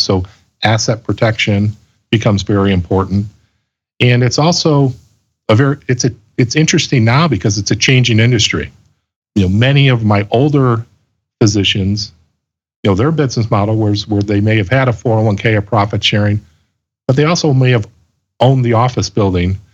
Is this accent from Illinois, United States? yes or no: yes; Chicago, Illinois, United States; also born or lived in Colorado Springs, Colorado; I grew up in the Chicago area and graduated from Loyola University here in Chicago